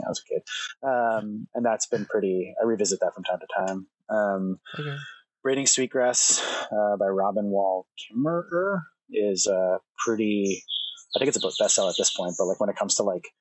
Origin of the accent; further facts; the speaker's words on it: New Jersey, United States; moved away as an adult; also born or lived in New York City; now in Oregon, United States; I grew up in Jersey